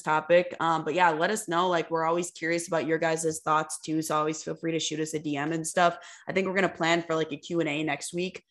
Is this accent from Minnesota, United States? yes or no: yes; Minnesota, United States; moved away as an adult; also born or lived in Fargo; we're from Minnesota